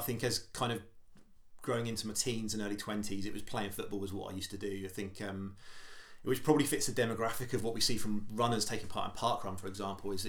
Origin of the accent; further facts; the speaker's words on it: Stubbington, South East England, United Kingdom; also born or lived in Portsmouth / Gosport / Southsea; So I grew up in Stubbington, which is about half hour from Portsmouth. So I was born in Portsmouth